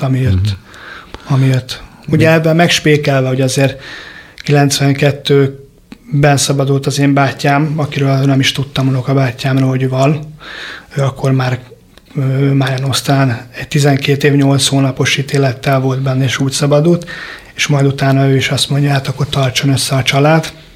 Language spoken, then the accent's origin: Hungarian; Budapest, Hungary; a tizenharmadik keletben nőttünk föl